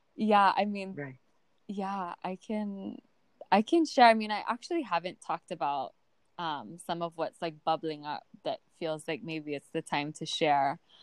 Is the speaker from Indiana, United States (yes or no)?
no; Oahu, Hawaii, United States; moved away as an adult; now in Hilo, United States; I was raised on Oahu